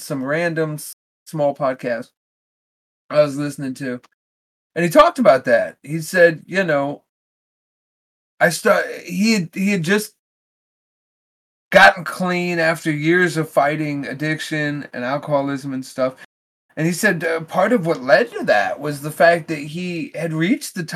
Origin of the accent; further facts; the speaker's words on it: United States; we as American people